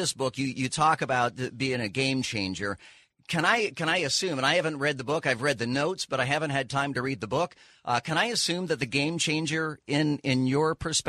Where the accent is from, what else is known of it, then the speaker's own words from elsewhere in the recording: California, United States; born there; When I was born in California, the birth certificate listed